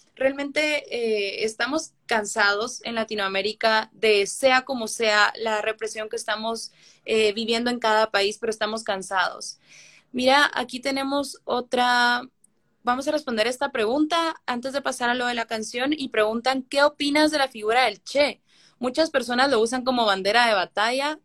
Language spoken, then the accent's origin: Spanish; Guatemala; me duele haber nacido en Guatemala